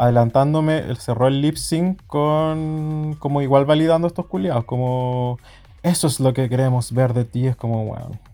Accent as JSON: {"language": "Spanish", "country": "Chile", "said": "como chilenos millennials"}